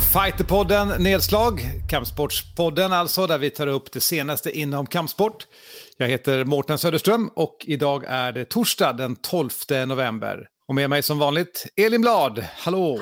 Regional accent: Sweden

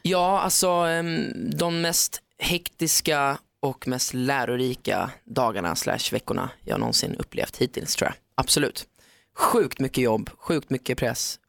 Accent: Sweden; jag är från Sverige, tävlar för Sverige.

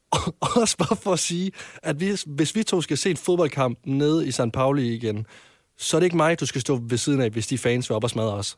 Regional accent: Varde, Southern Denmark, Denmark; jeg kommer fra Vardag

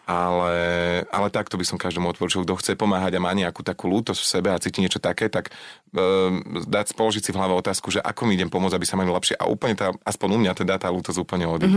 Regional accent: Lower Orava, Žilina Region, Slovakia; ja som z Dolnej Oravy, z Dolnej

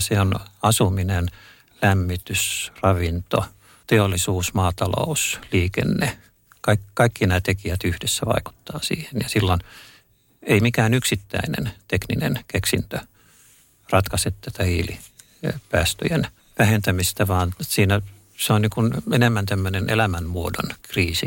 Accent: Helsinki, Uusimaa, Finland; mä olen, olen helsinkiläinen

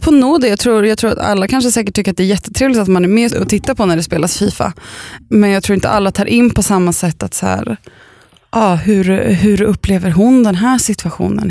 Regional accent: Östervåla, Uppsala County, Sweden; där jag bodde när jag var liten i Östervåla

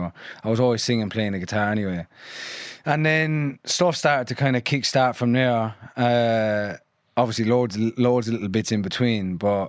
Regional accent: London, United Kingdom; born there; I was born in Stoke Newington in Hackney in London.

